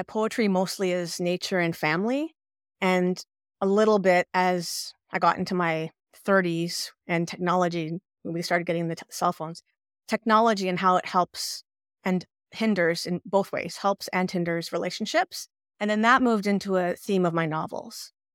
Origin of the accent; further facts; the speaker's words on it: Ottawa, Ontario, Canada; moved away as an adult; now in Quebec, Canada; in Quebec, where I live, but I was, we're from Ottawa, but I ended up here, living here later on in life